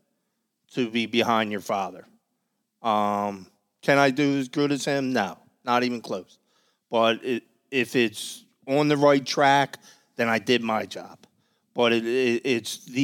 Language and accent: English; Philadelphia, Pennsylvania, United States; I'm from Manayunk